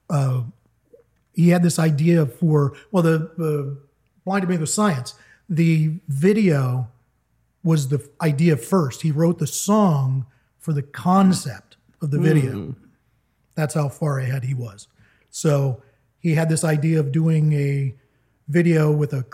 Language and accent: English; Hollidaysburg, Pennsylvania, United States; moved away; We grew up in Hollidaysburg where we only had WFBG to listen